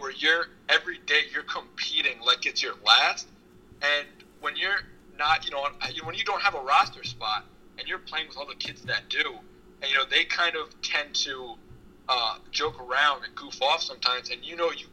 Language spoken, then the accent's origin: English; Long Island, New York, United States; I'm from Long Island, where I am now